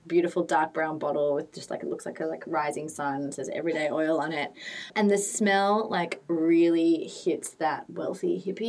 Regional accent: Sydney, New South Wales, Australia; I can tell I'm from Sydney and I need humidity, and my skin gets really sad as soon as I go anywhere with like no humidity in it.

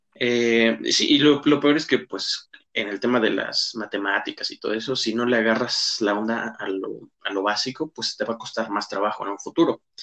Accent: Mexico; nuestro país

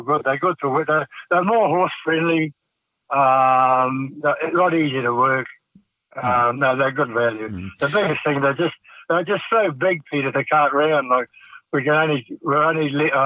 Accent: King Country, Waikato, New Zealand; I was brought up around horses. I was born in the King Country, and father had a farm.

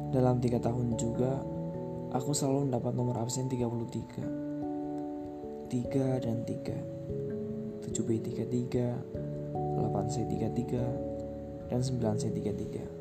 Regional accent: Banyumas, Central Java, Indonesia; also born or lived in Wonogiri; Aku menjalani hari-hari di masa kecil di tempat kelahiranku sendiri di Kabupaten Banyumas, Jawa Tengah.

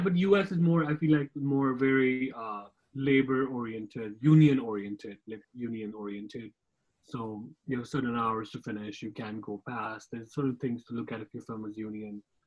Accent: Jammu and Kashmir, India; moved away; I also worked in my hometown, Kashmir

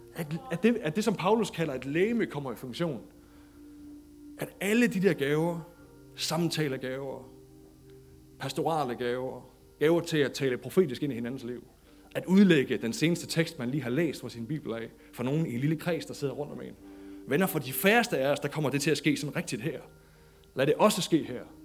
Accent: Denmark; som dansker

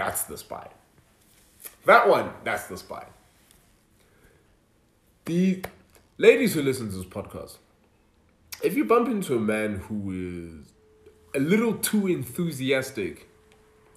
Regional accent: Nelspruit, Mpumalanga, South Africa; I grew up in Nelspruit

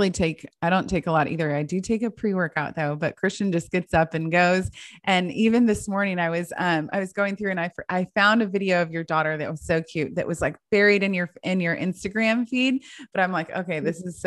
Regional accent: Kentucky, United States; I'm like, I'm from Kentucky. Are you kidding me?

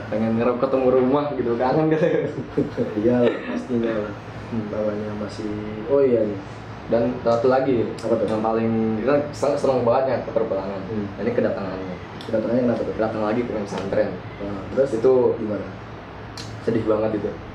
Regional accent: Java, Indonesia; kita orang Jawa

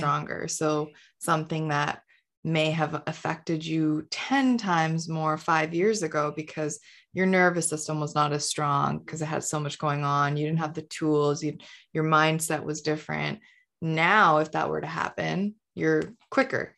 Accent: Canada; also born or lived in India; I moved to Canada when I was five from India.

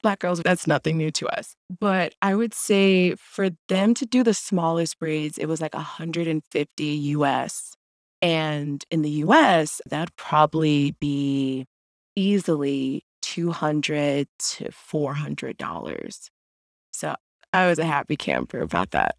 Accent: Jacksonville, Florida, United States; moved away; also born or lived in Urbana-Champaign, Illinois; I'm from Jacksonville, Florida

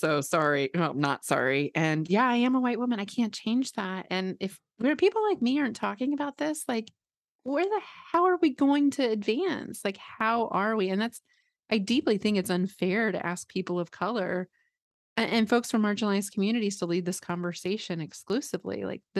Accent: Midwest, United States; I grew up like here in the Midwest, where, you know, there was a lot of weird messaging.

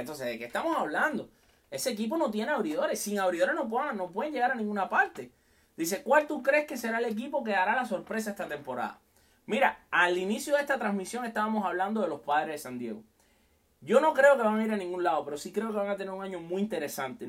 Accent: Cuba; moved away as an adult; te conectas desde mi tierra querida, Cuba. Hace siete años casi que no la veo, pero mi corazón está con todo el mundo, por supuesto, por allá donde también están mis papás

